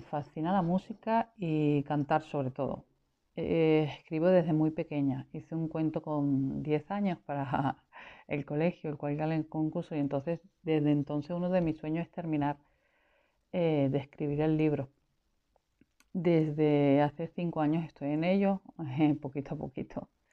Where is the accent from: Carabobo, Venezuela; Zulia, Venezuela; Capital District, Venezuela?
Capital District, Venezuela; Caracas; moved away as an adult; now in Spain; nací en el 70 en Venezuela, soy caraqueña